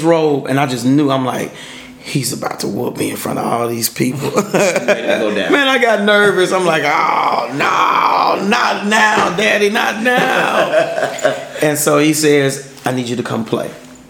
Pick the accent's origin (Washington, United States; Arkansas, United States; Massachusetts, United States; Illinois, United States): Arkansas, United States; Pine Bluff; one of his music directors was from my hometown in Pine Bluff, Arkansas.